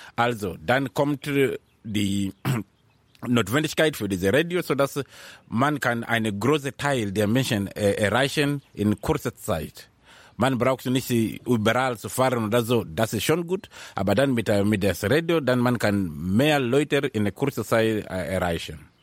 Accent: Mombasa, Mombasa County, Kenya; German is a second language; moved away as an adult; also born or lived in Nairobi, Kenya; now in Germany; Ich bin in Mombasa geboren. Mombasa liegt in der Süd, in Kenia ganz, ganz in der Süd. Aber seit ich 13 äh, Jahre alt war, bin ich nach Nairobi umgezogen

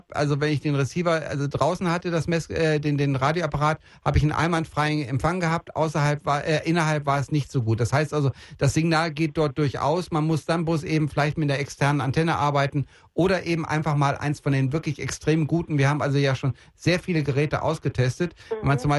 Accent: Bielefeld, North Rhine-Westphalia, Germany; born there; Ich komme, ich komme gebürtig aus Bielefeld

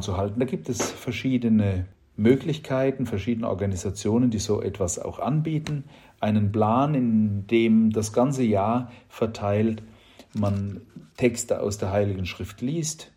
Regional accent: Germany; bei uns in Deutschland

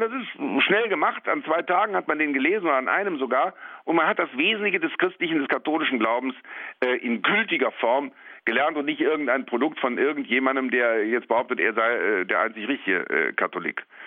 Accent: Rhineland, Germany; als Rheinländer kann ich solche Dinge auch im Kabarett darstellen

